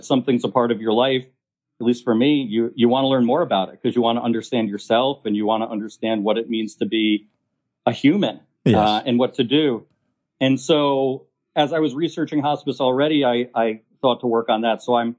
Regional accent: Merrick, New York, United States; moved away; also born or lived in Argentina; So I'm from a town called Merrick. That's in Nassau County, Long Island, which I guess you would consider a suburb of New York, 40 minutes away. And it's a suburban town, largely white population.

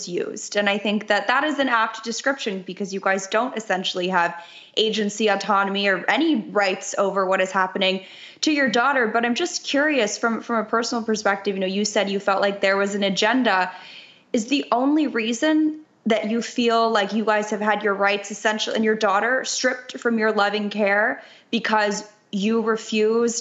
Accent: Los Angeles, California, United States; I'm born and raised in Los Angeles

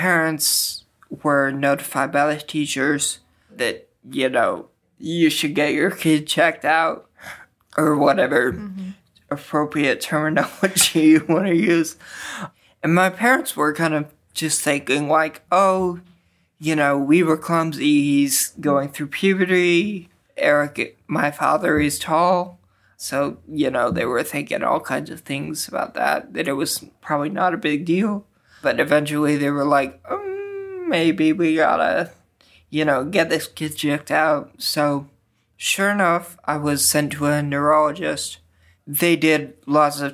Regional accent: Edmond, Oklahoma, United States; moved away as an adult; now in St. Louis, United States; I'm from Edmond, Oklahoma

